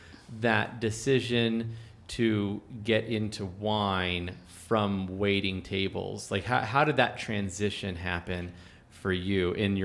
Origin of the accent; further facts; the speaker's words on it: Pennsylvania, United States; now in Albuquerque, United States; coming from a state, you know, I was born in Pennsylvania, where you have to buy your wine from a state store.